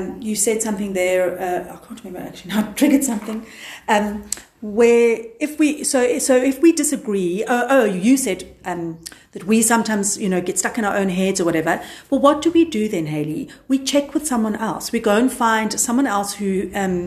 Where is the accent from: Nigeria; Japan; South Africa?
South Africa